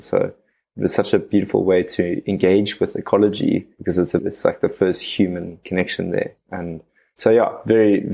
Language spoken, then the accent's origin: English; Cape Town, Western Cape, South Africa; born and raised out of Cape Town